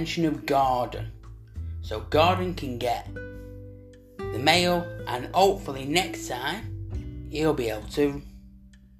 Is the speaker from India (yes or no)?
no; Manchester, North West England, United Kingdom